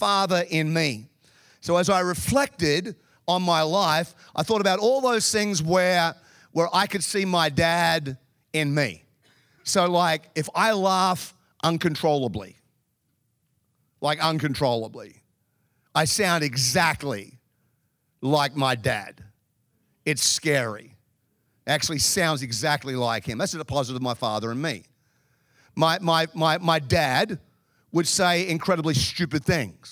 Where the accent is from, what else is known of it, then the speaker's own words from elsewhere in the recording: Melbourne, Victoria, Australia; now in Chicago, United States; I grew up in Melbourne in the southern part of Australia.